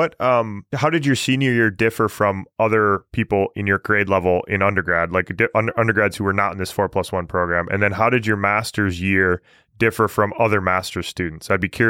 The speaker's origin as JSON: {"language": "English", "region": "Michigan", "country": "United States", "tie": "born or raised there", "lives_now": "Pennsylvania, United States", "said": "growing up in Michigan, where I grew up, geology was not in the public mind very readily. Like, there's no real industry in Michigan, and there hasn't been for a long time. But now living in Pennsylvania"}